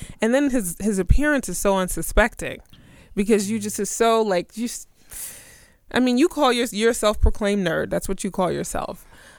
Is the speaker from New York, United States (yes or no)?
yes; Brooklyn, New York, United States; we both were born and raised in Brooklyn.